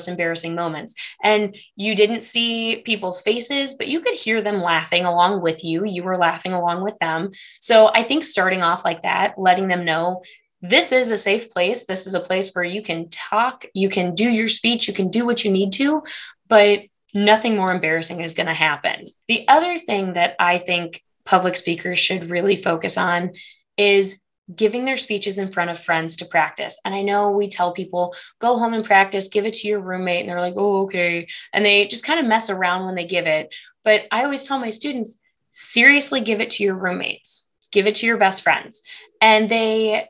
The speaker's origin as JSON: {"language": "English", "town": "Galesburg", "region": "Illinois", "country": "United States", "also_born_or_lived": "Morgantown, West Virginia", "moved": "as an adult", "lives_now": "Maryville, United States", "said": "I'm originally from Illinois, the Galesburg area"}